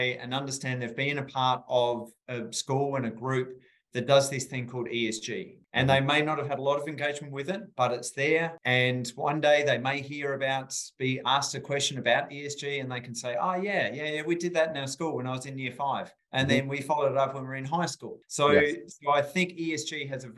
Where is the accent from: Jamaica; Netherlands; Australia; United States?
Australia; rural South Australia; I grew up in rural South Australia, as you may tell from my beautiful accent.